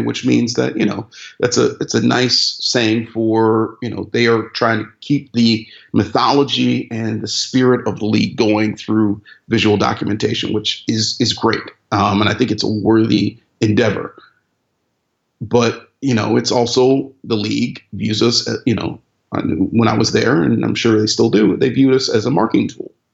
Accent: Cleveland, Ohio, United States; my hometown, Cleveland

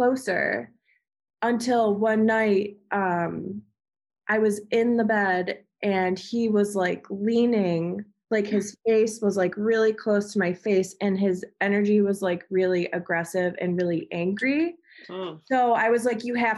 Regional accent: Amherst, New York, United States; moved away; also born or lived in Alabama; I grew up in Amherst, New York

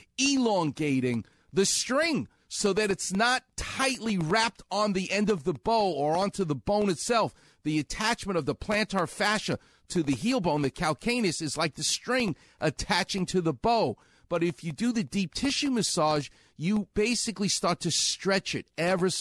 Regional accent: New York, United States; now in Los Angeles, United States; I'm from New York, so it sounds like yogurt

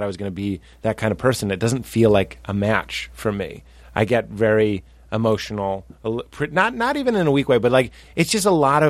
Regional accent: New England, United States; We're both from New England. Sort of.

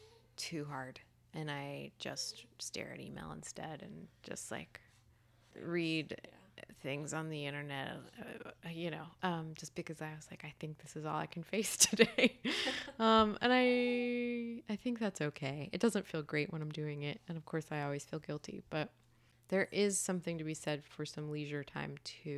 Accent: Sewanee, Tennessee, United States; Tennessee. {S6} Okay. {S8} Yeah, a little college town called Suwanee.

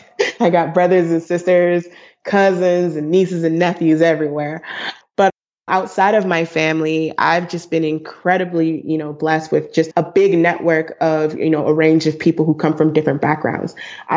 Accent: Brooklyn, New York, United States; she's from Chicago. I'm from Brooklyn. And so, you know, now we're on the West Coast

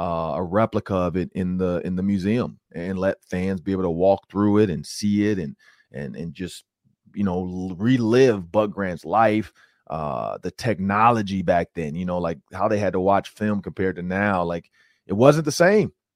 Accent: Detroit, Michigan, United States; moved away; also born or lived in Minnesota; I grew up in Detroit, Michigan.

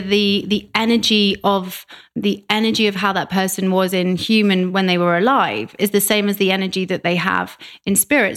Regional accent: Reading, South East England, United Kingdom; moved away as an adult; also born or lived in London; now in Vancouver, Canada; uh, 50 miles west of London. Okay. Yeah, a place called Reading.

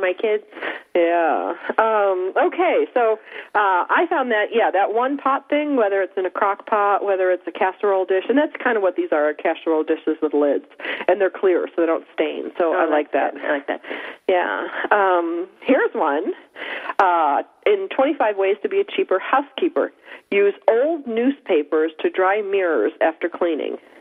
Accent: Upper East Coast, United States; moved away; I am from the Upper East Coast. It's very moist up there

